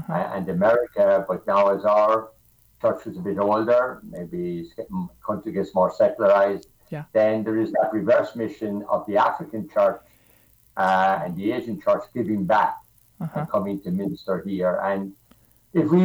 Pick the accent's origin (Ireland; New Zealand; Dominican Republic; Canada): Ireland; County Limerick, Munster; moved away as an adult; now in Chicago, United States; I'm from County Limerick